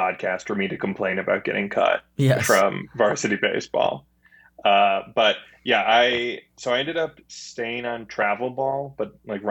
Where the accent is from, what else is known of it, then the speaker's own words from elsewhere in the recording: Clinton Township, Michigan, United States; I'm from Clinton Township, Michigan.